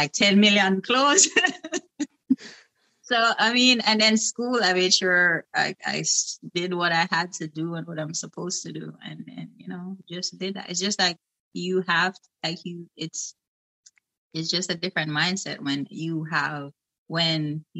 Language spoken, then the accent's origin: English; Saint Mary, Jamaica; moved away as an adult; I came directly from Jamaica